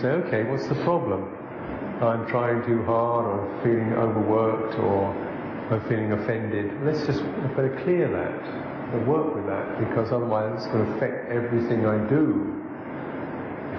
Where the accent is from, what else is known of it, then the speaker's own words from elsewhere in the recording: England, United Kingdom; I'm English.